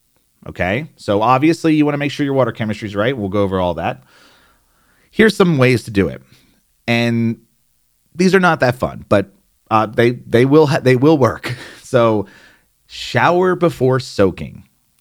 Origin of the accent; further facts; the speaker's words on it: New Jersey, United States; accent: New Jersey; There I go. There's my New Jersey accent. It just popped out.